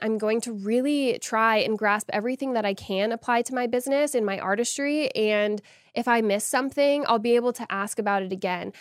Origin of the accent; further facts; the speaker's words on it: Austin, Texas, United States; the first event of its kind in Texas, and I'm so excited to be bringing it to my hometown